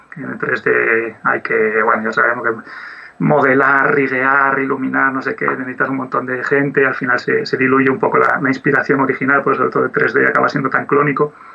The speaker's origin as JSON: {"language": "Spanish", "town": "Oviedo", "region": "Asturias", "country": "Spain", "said": "yo soy de Oviedo y soy animador 2D"}